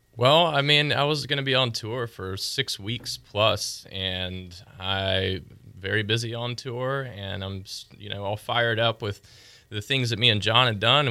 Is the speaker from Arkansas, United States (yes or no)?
no; Pensacola, Florida, United States; moved away as an adult; also born or lived in Nashville; I'm able to be in my hometown